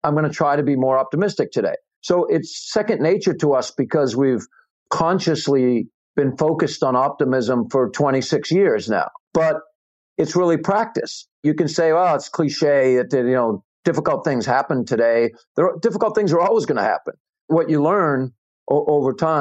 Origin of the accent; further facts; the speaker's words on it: New England, United States; I'm from New England.